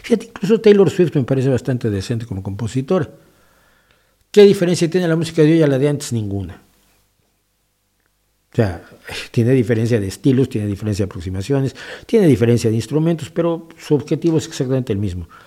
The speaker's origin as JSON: {"language": "Spanish", "country": "Spain", "said": "Es una de las ciudades que conforman mi nacionalidad como español, ¿no?"}